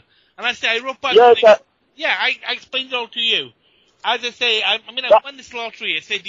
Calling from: United Kingdom; Oh, I'm calling from the UK.

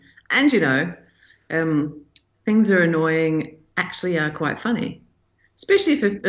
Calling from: New Zealand; Hello, everybody. I'm signing in from New Zealand. It's the morning currently, and it's nighttime for Jonjo over there.

